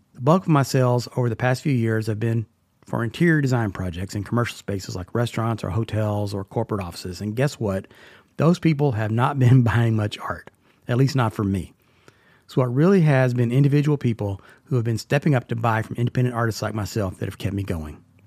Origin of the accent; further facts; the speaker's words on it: Texas, United States; now in Tennessee, United States; I grew up in Texas